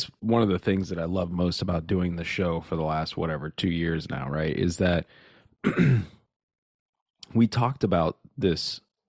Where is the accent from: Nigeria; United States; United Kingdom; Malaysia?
Nigeria; Yeah, I'm Nigerian. Yeah. I'm literally Nigerian.